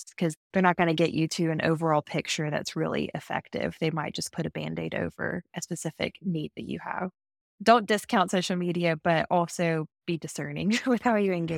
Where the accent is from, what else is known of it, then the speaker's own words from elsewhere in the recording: the South, United States; And even just being like a Southerner, I love looking back at historic Southern landscapes.